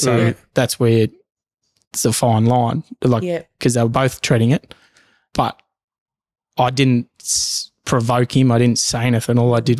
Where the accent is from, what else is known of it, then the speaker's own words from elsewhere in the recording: Bougainville, Papua New Guinea; now in Australia; And I'm proud to say that I'm Bougainvillean, Papua New Guinea. I'm also Australian.